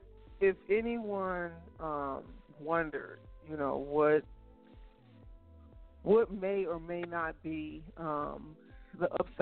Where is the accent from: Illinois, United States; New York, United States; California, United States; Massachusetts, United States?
Illinois, United States; Chicago; St. Pete, Tampa Bay is my second home. I'm originally from Chicago